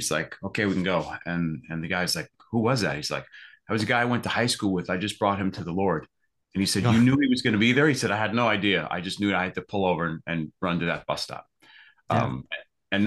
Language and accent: English; East Coast, United States; I grew up on the East Coast, pretty much as a Roman Catholic kid.